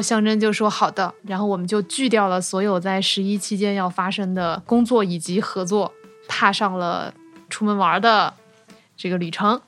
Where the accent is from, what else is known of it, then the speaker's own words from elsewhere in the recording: Zhoushan, Zhejiang, China; 作为一个出生在舟山的人